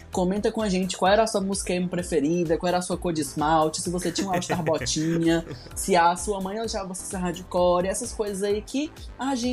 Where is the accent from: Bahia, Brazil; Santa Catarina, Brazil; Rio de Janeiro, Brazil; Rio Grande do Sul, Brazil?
Rio de Janeiro, Brazil; Nova Iguaçu; Eu sou de Nova Iguaçu, sabe?